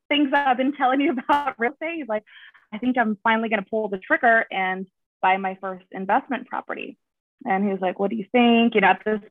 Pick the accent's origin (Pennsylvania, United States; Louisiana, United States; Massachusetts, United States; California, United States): California, United States; Rancho Cucamonga; I'm from here, born and raised here in the IE, Rancho Cucamonga.